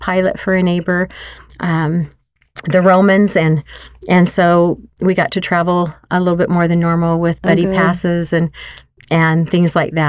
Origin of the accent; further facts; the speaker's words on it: Wyoming, United States; born there; now in Utah, United States; He was born and raised in Idaho, and I lived all over, but I was born in Wyoming.